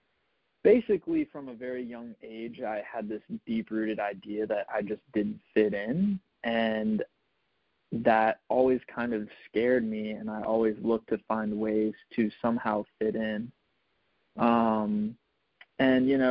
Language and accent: English; Richmond, Virginia, United States; So I'm from Richmond, Virginia